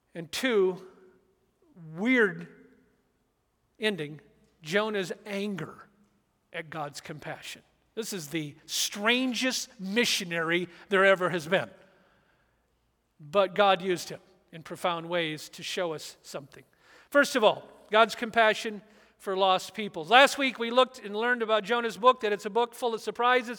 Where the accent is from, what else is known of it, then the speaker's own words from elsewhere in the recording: Orange County, and then Michigan, Southern California, United States; moved away; I grew up in Orange County, Southern California, and then Michigan